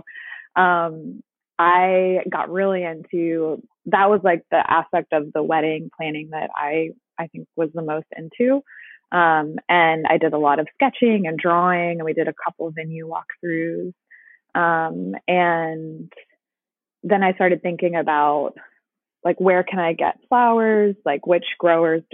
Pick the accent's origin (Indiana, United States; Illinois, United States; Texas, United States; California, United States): Texas, United States; Dallas; now in Washington, D.C., United States; I'm from Dallas originally